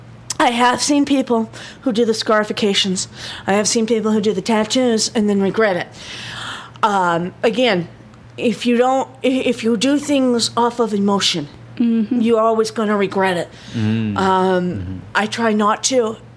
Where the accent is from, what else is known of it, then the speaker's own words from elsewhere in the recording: Ireland; I have an Irish knotwork on my shoulder. Number one, I'm Irish.